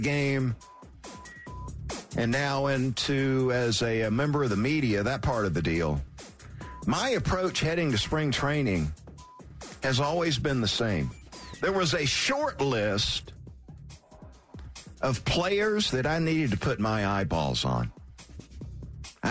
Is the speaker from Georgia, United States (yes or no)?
yes; Valdosta, Georgia, United States; growing up in Valdosta